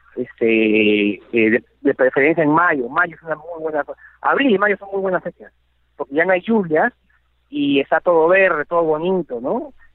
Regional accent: Peru; also born or lived in Madrid, Spain; el español peruano

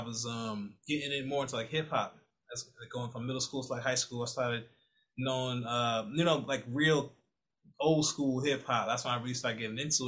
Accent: New Rochelle, New York, United States; moved away as an adult; also born or lived in Bronx, New York / Washington, District of Columbia, United States; now in Maryland, United States; I was born in the Bronx until about really young, real, real young. So I barely remember much of the Bronx. And I moved to Westchester County, New Rochelle, New York. And that's where I really did like all my developmental years

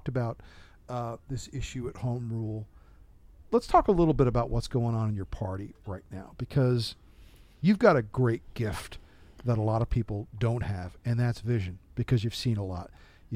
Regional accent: New Jersey, United States; moved away; I grew up in New Jersey

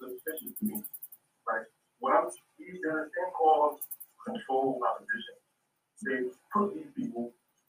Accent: New York City, New York, United States; being born and raised in New York City

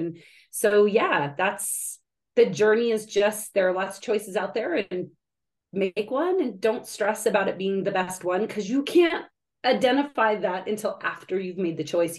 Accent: California, United States; I'm from California originally.

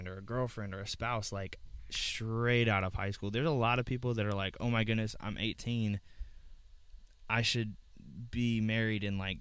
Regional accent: Georgia, United States; moved away; when I was growing up in Georgia

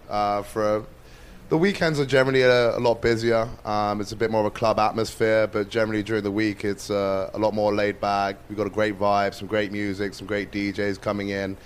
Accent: London, United Kingdom; moved away; I'm originally from London, so most of my experience has been in London.

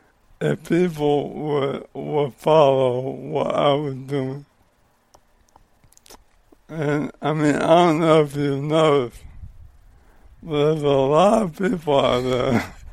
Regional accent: Livonia, Michigan, United States; I grew up in the suburb of Detroit.

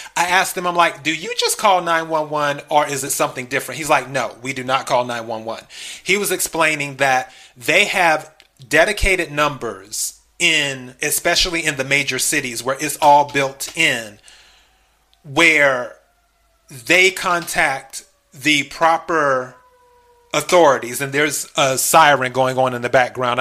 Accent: the Carolinas, United States; also born or lived in Los Angeles, California; now in Texas, United States; I'm originally from the South. I'm originally from the Carolinas, and of course Texas. I'm in the South.

